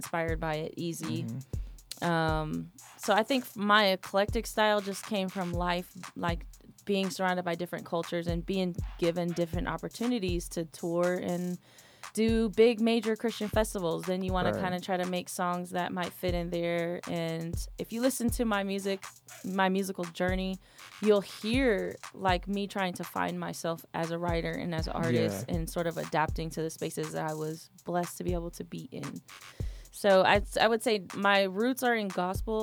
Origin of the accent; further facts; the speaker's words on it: Sacramento, California, United States; now in Atlanta, United States; I am originally from Sacramento, California